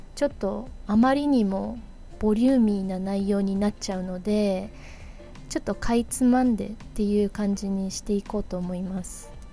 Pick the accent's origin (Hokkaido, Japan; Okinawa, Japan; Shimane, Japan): Hokkaido, Japan; now in New York, United States; I was born and grew up in Hokkaido I am でいう場合は変わらない事実私が北海道出身であることは変わらない事実